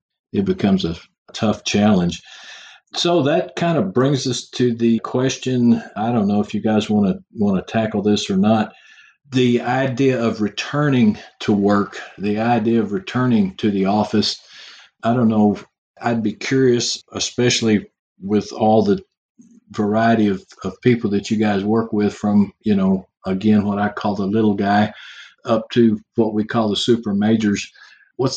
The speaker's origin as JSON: {"language": "English", "region": "Texas", "country": "United States", "accent": "Texas", "said": "my Texas accent comes on"}